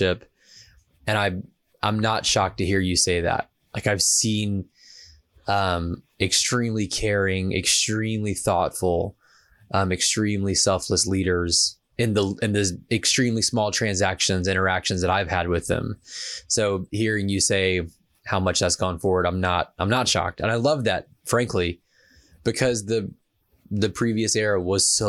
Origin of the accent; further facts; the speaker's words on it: Savannah, Georgia, United States; I didn't grow up in quite a small town, but I grew up in Savannah, Georgia